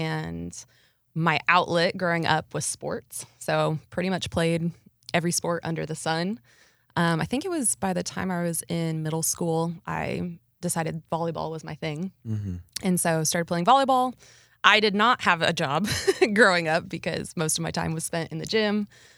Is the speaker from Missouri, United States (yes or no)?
no; Nebraska, United States; moved away as an adult; also born or lived in Abilene, Texas; now in Texas, United States; growing up in Nebraska, Abilene seemed like a big town.